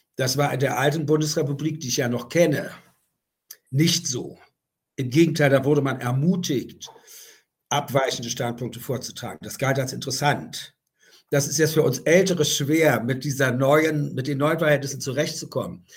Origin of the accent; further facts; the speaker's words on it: Germany; moved away; bin ich aus der DDR rausgekommen